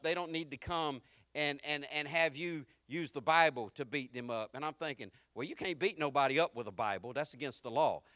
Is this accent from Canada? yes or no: no; the South, United States; accent: southern; I'm more southern than I'm country